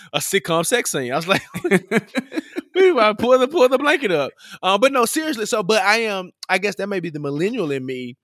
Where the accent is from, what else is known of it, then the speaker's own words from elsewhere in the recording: Memphis, Tennessee, United States; I'm from Memphis, and Memphis is a really big capital city